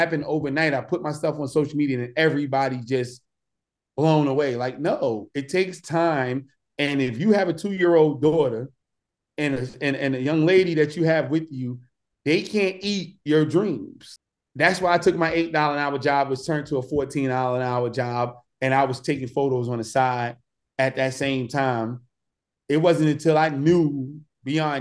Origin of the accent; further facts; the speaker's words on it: Newark, New Jersey, United States; growing up in Newark